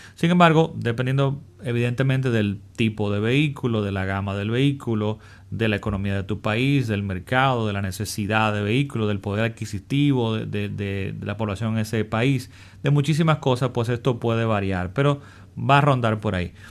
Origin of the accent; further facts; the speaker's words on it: Dominican Republic; en mi país, en República Dominicana